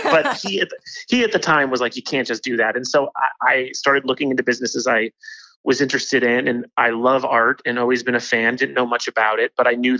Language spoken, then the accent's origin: English; Los Angeles, California, United States; I grew up in Woodland Hills, which is, the ugly stepson.